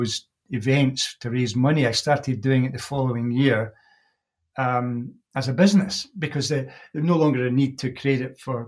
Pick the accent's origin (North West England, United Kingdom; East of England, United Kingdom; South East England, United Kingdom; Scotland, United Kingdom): Scotland, United Kingdom; Cumbernauld; also born or lived in Glasgow; I really grew up in a new town called Cumbernauld, which is about 12, 15 miles north of Glasgow.